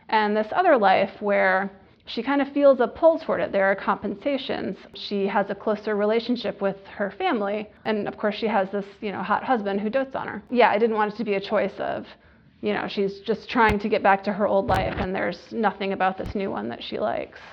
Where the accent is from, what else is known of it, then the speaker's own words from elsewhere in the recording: Michigan, United States; moved away; I haven't lived in Michigan for many years, but I'll always consider it my home state.